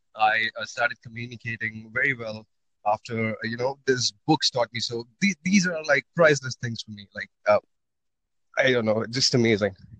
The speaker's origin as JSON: {"language": "English", "country": "India", "said": "I'm from India"}